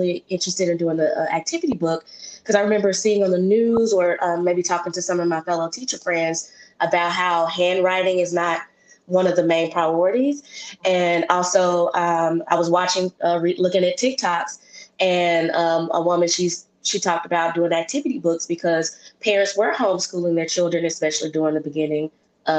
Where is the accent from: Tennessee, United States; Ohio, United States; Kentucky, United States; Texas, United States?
Tennessee, United States; Memphis; an African American born in Memphis, Tennessee, born and raised